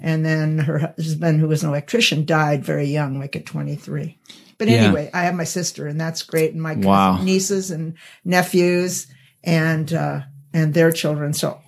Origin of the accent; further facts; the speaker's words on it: Sacramento, California, United States; I was born in Sacramento, and then adopted through the welfare of Catholics.